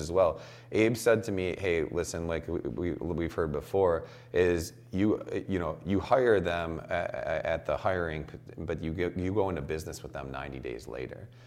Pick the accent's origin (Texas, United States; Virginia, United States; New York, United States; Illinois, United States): Illinois, United States; Chicago; I'm from Chicago